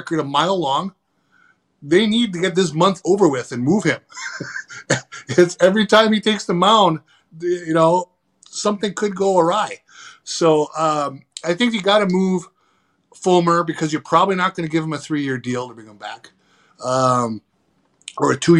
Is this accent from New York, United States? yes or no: no; Upper Michigan, United States; moved away; we had the best baseball field in Upper Michigan in our hometown